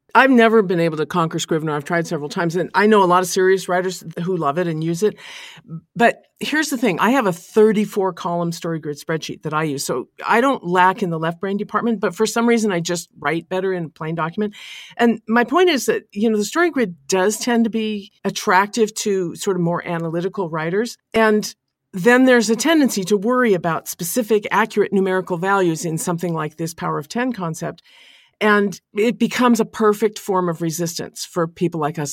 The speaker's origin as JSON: {"language": "English", "region": "American on the West Coast", "country": "United States", "said": "as an American on the West Coast in a big city"}